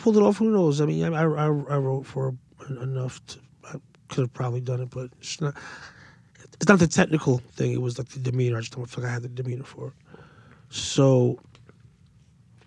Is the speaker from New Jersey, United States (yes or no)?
yes; Paterson, New Jersey, United States; I was from Patterson.